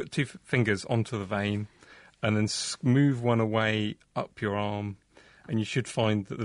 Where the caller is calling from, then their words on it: Cambridge, Massachusetts, United States; from Cambridge, Mass, in the USA.